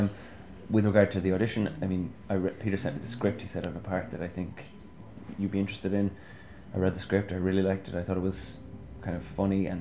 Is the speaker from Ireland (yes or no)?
yes; Cork, Munster, Ireland; I'm from Cork, yeah. I'm from Blackrock.